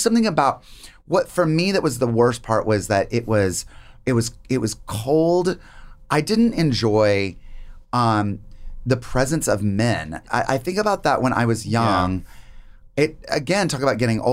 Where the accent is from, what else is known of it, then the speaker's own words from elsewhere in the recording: North Carolina, United States; I grew up in North Carolina.